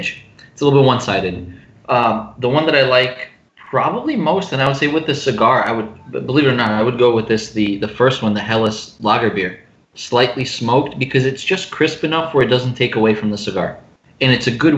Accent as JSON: {"language": "English", "country": "Ukraine", "moved": "yes", "said": "I'm from Ukraine"}